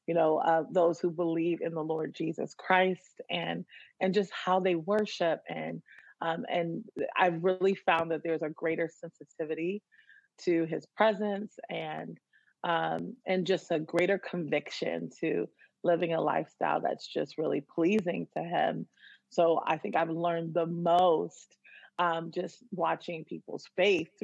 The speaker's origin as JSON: {"language": "English", "town": "Washington", "region": "District of Columbia", "country": "United States", "tie": "born or raised there", "said": "I was born and raised in the Washington, D.C. area"}